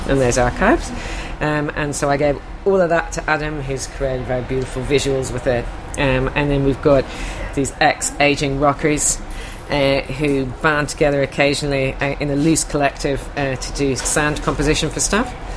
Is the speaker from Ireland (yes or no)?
yes; Ireland; I'm from Ireland